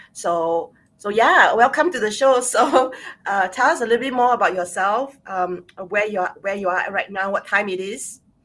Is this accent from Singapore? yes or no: yes; Singapore; I'm Singaporean Chinese, born and bred in Singapore